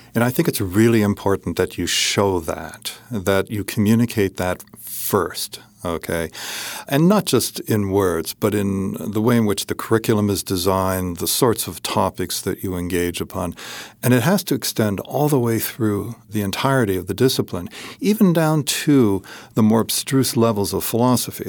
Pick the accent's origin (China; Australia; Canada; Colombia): Canada; Hamilton, Ontario; now in Upstate New York, United States; I grew up just in Hamilton, Ontario